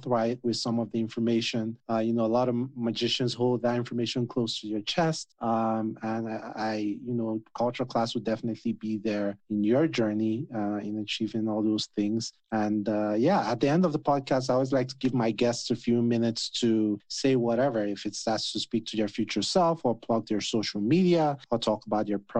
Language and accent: English; Nigeria; I'm Nigerian, right? I'm West African